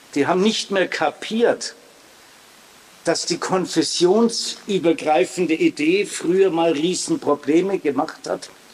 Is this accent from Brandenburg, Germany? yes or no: no; Hersbruck, Bavaria, Germany; Ich bin in Herzbruck aufgewachsen, neben einem katholischen Orden.